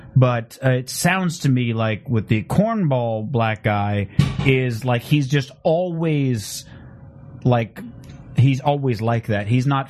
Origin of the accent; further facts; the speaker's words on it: Phoenix, Arizona, United States; I'm from Phoenix.